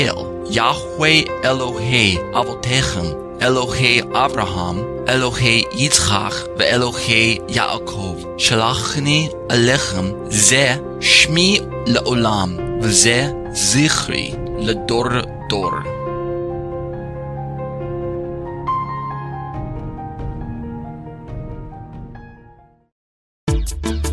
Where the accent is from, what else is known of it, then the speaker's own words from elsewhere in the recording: United States; I'm an American